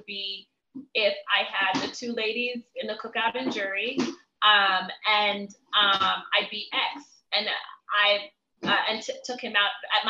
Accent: DC, Maryland area, United States; moved away as an adult; also born or lived in Miami / Cameroon; me growing up in the Maryland area, DC, to me moving to Miami

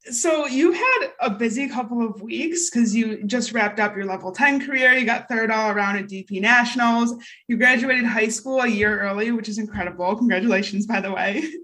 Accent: Michigan, United States; We're from Michigan

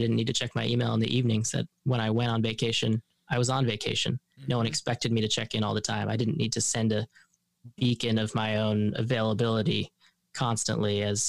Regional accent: Colorado, United States; moved away as an adult; also born or lived in East Coast; I grew up in Colorado. It wasn't until I went to college that I actually started to think of myself as a Coloradan

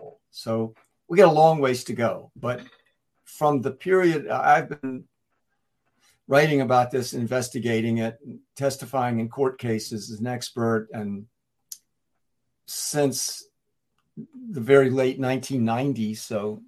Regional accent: North Carolina, United States; growing up in North Carolina, where the tobacco industry is so powerful and so prevalent back then

